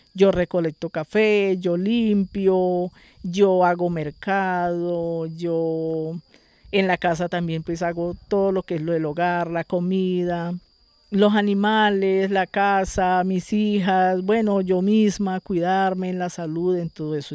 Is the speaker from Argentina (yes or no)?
no; Chaparral, Tolima, Colombia; yo soy una mujer nacida y criada aquí en la vereda Rizalda Calarma.